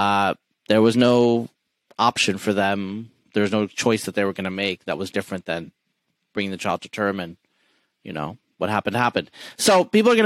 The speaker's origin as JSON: {"language": "English", "region": "Eastern Oregon", "country": "United States", "tie": "born or raised there", "said": "Like I grew up in Eastern Oregon as an atheist"}